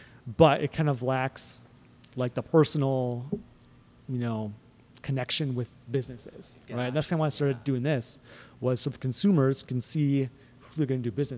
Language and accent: English; Glyndon, Minnesota, United States; moved away; I'm from Fargo Moorhead.